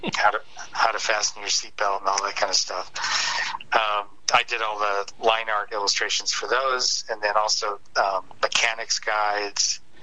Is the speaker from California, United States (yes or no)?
no; Detroit, Michigan, United States; I grew up in Detroit, Michigan, or outside of Detroit